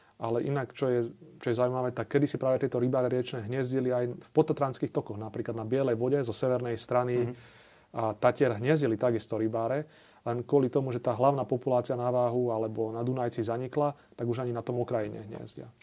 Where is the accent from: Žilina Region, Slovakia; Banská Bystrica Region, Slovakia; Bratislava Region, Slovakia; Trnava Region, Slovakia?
Žilina Region, Slovakia; Zákamenné; u nás na Orave v Zákamenom